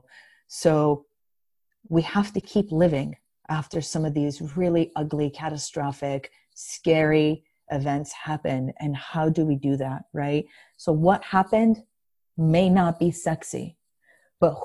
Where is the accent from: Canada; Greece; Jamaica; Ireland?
Greece; first language Greek; English is a second language; moved away; English, believe it or not, is not my first language. I was born and raised in Greece.